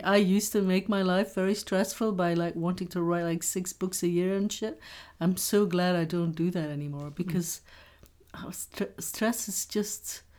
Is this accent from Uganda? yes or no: no; Belgium; No. I'm from Belgium.